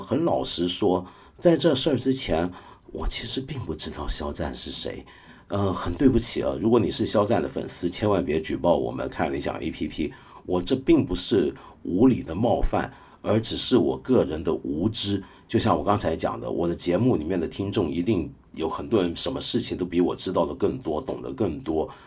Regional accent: Hong Kong; 像我这种香港人

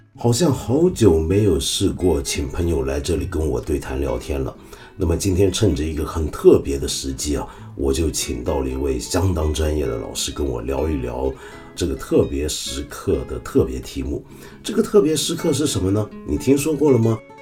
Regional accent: China; 不只是我们中国人关注

